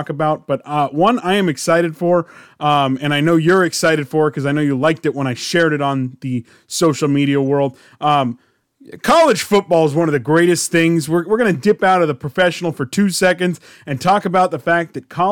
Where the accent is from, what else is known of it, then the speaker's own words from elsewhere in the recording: Southern California, United States; growing up in Southern California